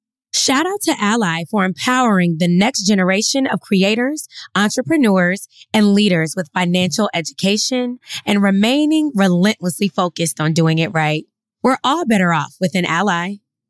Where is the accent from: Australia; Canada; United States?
United States; Atlanta, Georgia; now in Brooklyn, United States; When I first moved here, I'm from Atlanta.